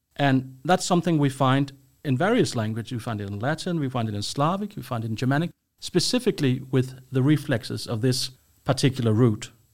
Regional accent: Copenhagen, Capital Region of Denmark, Denmark; moved away as an adult; now in Sweden; I'm from Denmark, Copenhagen, but I've been living in Sweden for quite a while now

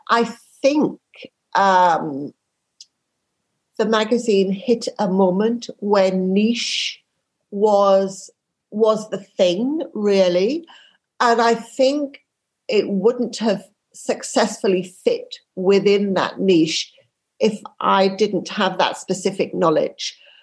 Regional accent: Yorkshire and the Humber, United Kingdom; I grew up in Yorkshire

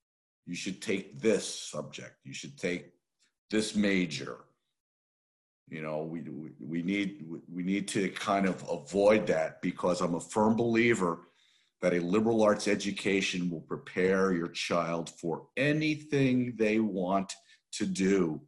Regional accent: Northeast, United States; I obviously, growing up in the Northeast, I didn't even think about coming south

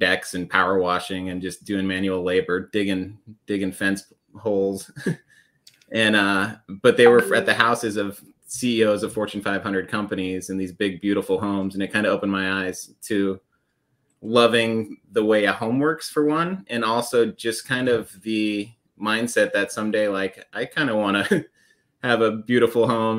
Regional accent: Aspen, Colorado, United States; I grew up in Colorado in the mountains, Aspen Snowmass area.

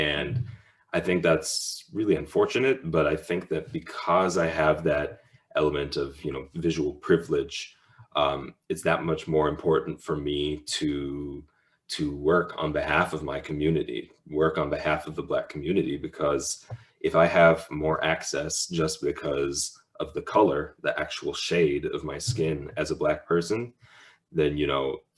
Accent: Minneapolis, Minnesota, United States; growing up in Minneapolis

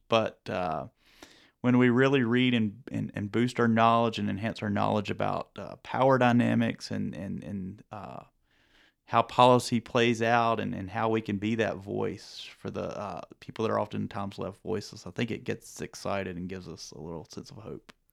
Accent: North Carolina, United States; growing up in North Carolina

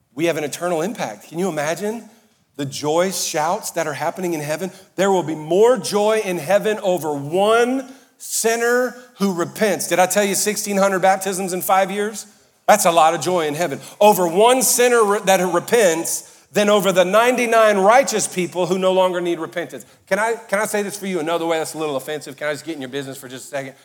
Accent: Cajun and Southern, Louisiana, United States; I'm Cajun and Southern

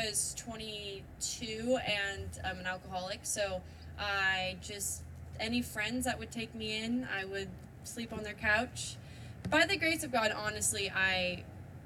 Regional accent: Santa Cruz, California, United States; I grew up in Santa Cruz, California

